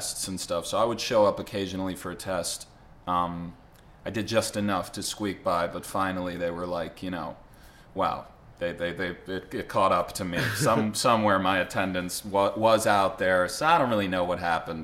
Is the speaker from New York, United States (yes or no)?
yes; New York City, New York, United States; Born and raised in Manhattan.